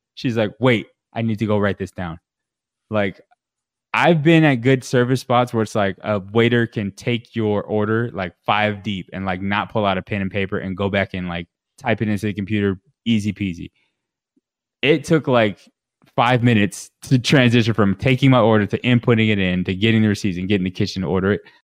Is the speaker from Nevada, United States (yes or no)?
yes; Las Vegas, Nevada, United States; We're from Vegas